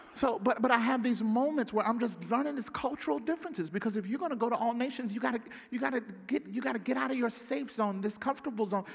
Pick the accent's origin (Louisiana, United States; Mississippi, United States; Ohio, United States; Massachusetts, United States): Mississippi, United States; Pearl; moved away as an adult; now in Southern California, United States; Growing up in Pearl, Mississippi